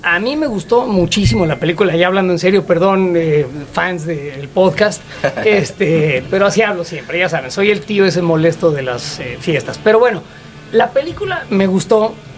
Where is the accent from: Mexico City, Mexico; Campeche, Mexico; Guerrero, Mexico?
Mexico City, Mexico; moved away; Yo que soy chilango, este, yo que soy de la Ciudad de México, la extraño